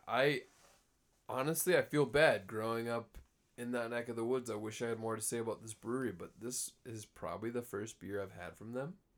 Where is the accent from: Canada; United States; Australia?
United States; Cold Spring, Minnesota; I grew up in Cold Spring.